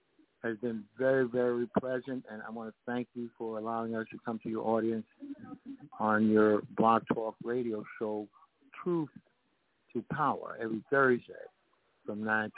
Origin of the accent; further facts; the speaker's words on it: New York City, New York, United States; I'm Puerto Rican. I grew up in the Bronx.